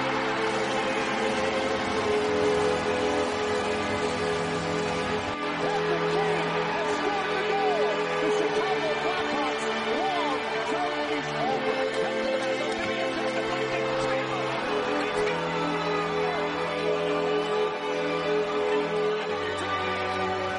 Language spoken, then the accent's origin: English; Canada; I'm Canadian.